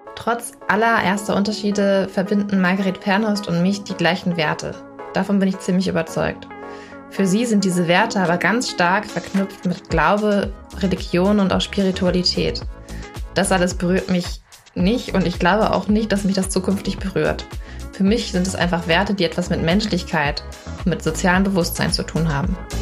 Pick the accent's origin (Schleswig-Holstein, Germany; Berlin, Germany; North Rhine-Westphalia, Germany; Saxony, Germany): Schleswig-Holstein, Germany; moved away; Ich komme aus Schleswig-Holstein ursprünglich